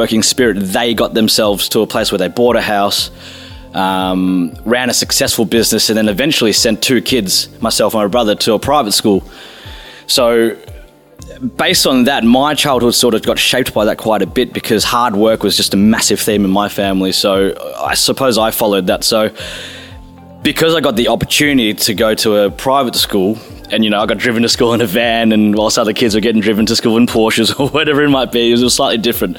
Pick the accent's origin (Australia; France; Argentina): Australia; Melbourne, Victoria; moved away as an adult; now in London, United Kingdom; I was born in Melbourne, Australia, and I now live in the UK in London for the last 6 years.